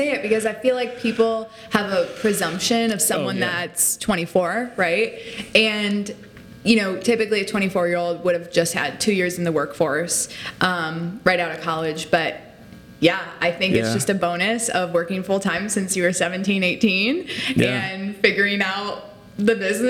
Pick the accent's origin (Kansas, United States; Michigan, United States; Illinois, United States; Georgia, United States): Illinois, United States; accent: Chicago; So I grew up outside of Chicago. I've lost the accent quite a bit. It's still there sometimes.